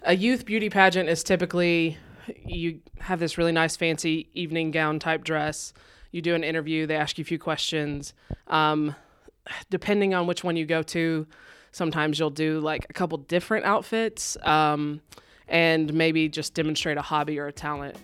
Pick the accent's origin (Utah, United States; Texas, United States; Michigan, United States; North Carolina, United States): Texas, United States; moved away; I'm originally from Texas.